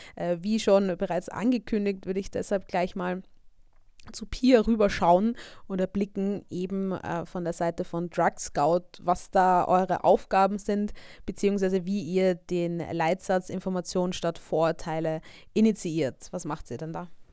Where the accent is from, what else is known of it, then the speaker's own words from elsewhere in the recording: Vienna, Austria; ich bin ja auch aus Österreich, aus Wien